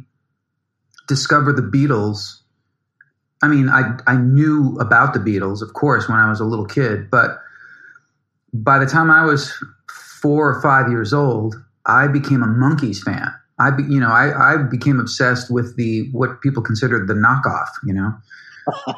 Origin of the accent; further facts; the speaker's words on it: Chicago, Illinois, United States; I grew up in Chicago